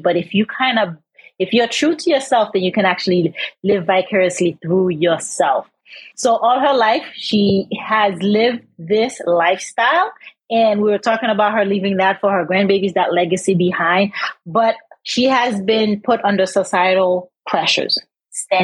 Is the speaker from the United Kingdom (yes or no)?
no; Haiti; moved away; We're from Haiti.